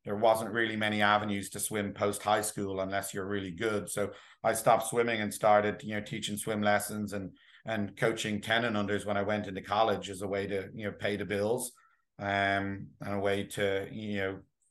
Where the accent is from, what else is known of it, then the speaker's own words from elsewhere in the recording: Dublin, Leinster, Ireland; now in New Jersey, United States; I grew up in Dublin, in Ireland, and I swam in a couple of swim clubs back there